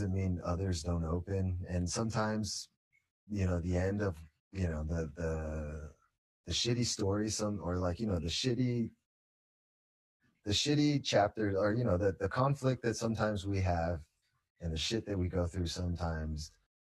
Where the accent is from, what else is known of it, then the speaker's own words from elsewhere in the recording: San Jose, California, United States; I'm from San Jose, you know, born out here